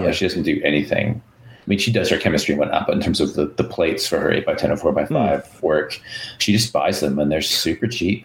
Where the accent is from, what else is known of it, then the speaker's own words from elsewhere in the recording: Wisconsin, United States; accent: Wisconsin; my Wisconsin accent comes out